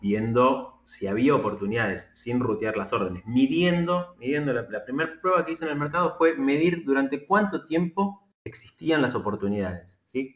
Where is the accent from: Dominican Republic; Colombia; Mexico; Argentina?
Argentina; somos en Argentina